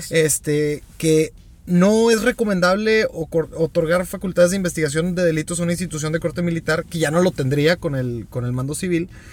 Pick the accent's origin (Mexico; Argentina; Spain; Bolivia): Mexico; como mexicanos